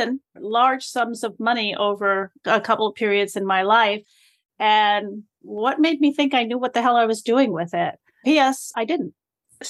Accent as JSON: {"language": "English", "region": "New York", "country": "United States", "accent": "New Yorkie", "said": "Don't let my New Yorkie accent fool you that I'm like third generation Rican here"}